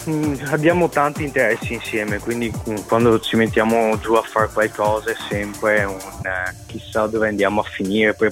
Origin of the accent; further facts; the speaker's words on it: Rovigo, Veneto, Italy; also born or lived in Romania; No, i miei sono siciliani entrambi e sono venuti qua a Rovigo perché mio papà era un carabiniere e quindi si sono spostati qua per lavoro.